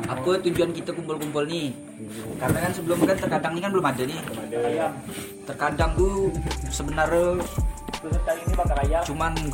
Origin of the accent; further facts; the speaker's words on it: Nanga Pinoh, West Kalimantan, Indonesia; now in Pontianak, Indonesia; aku dari Melawi ya tempatnya tuh di Nangapino di kota bukan di kampung